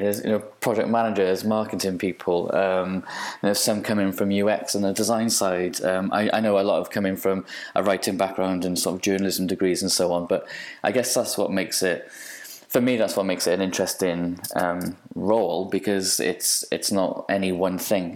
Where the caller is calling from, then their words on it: Cardiff, Wales, United Kingdom; I'm calling in from Cardiff in Wales.